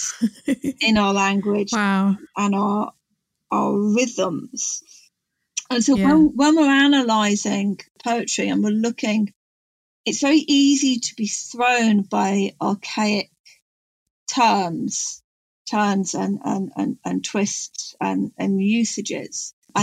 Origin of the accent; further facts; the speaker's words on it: Chester, North West England, United Kingdom; accent: Gog; moved away as an adult; also born or lived in North Wales; now in West Wales, United Kingdom; I'm from the borderland between Clwyd and Cheshire